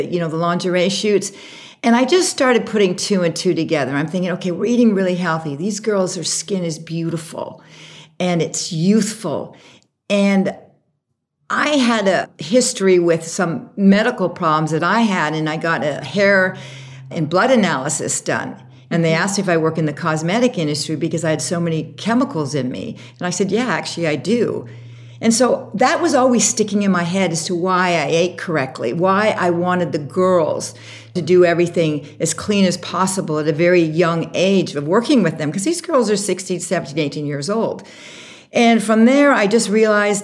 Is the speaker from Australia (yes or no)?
no; Canada; moved away as an adult; also born or lived in Vancouver / Toronto / Europe / Miami; now in New York, United States; I'm originally from Canada. We lived kind of on the mountains there in the wilderness